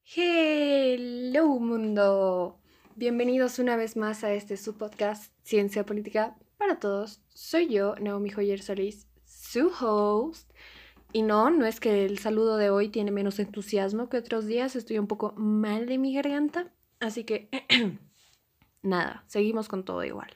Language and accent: Spanish; Bolivia; como boliviana